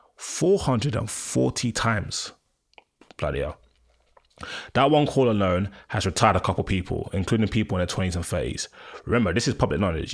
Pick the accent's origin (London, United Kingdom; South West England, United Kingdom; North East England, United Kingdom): London, United Kingdom; I grew up in Collindale, and in Broad Falls, Edgware